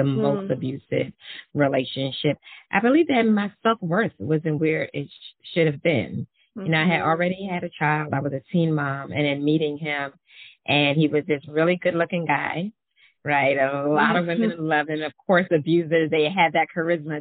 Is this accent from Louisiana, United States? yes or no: no; New York City, New York, United States; I'm from Brooklyn, New York, so I have some fire in me anyway